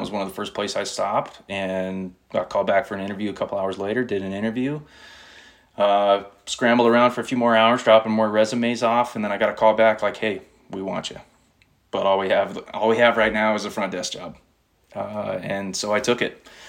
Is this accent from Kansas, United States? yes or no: no; Grand Junction, Colorado, United States; I was born and raised in Grand Junction, Colorado. Still live here with my family, with my beautiful wife and our son. Like I said, I was born and raised here. You know, I went to high school here, played basketball here.